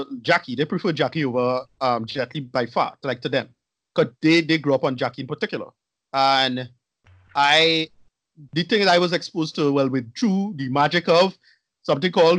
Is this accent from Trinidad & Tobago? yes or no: yes; Arima, Trinidad & Tobago; you and I grew up in Arima, Windsor